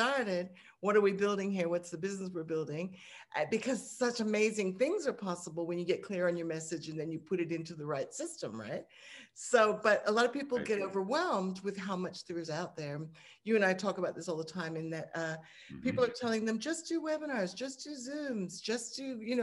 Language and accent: English; Hong Kong; now in Australia; growing up in Hong Kong